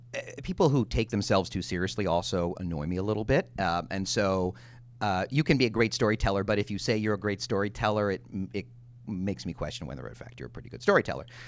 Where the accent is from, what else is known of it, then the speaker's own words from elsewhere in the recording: Chicago, Illinois, United States; I grew up in Chicago in the eighties